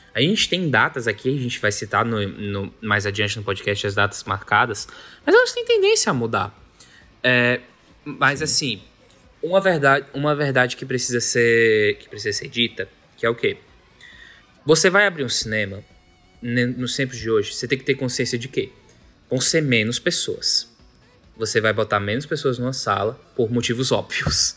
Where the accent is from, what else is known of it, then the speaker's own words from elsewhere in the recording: Fortaleza, Ceará, Brazil; Nós somos cearenses, nós somos de Fortaleza.